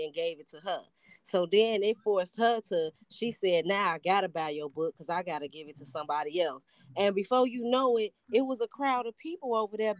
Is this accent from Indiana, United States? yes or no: no; Chicago, Illinois, United States; also born or lived in Atlanta; I'm from Chicago